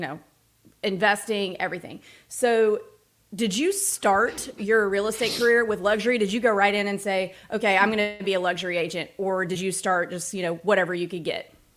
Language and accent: English; Starkville, Mississippi, United States; I grew up in Starkville, Mississippi